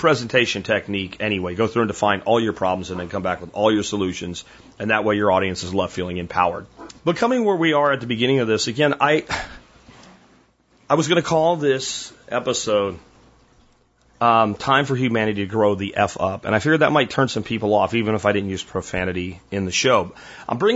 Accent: United States; I'm an American

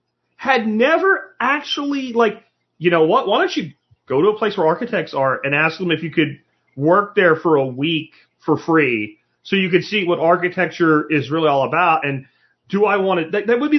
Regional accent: Jacksonville, Florida, United States; Wall ball we used to play with a racquetball when I was growing up in Jacksonville, Florida.

